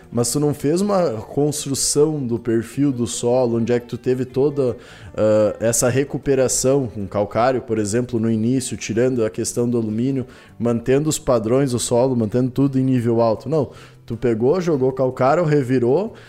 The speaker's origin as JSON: {"language": "Portuguese", "region": "northwest Rio Grande do Sul", "country": "Brazil", "tie": "born or raised there", "said": "noroeste ali, que é onde é que sou natural, do Rio Grande do Sul"}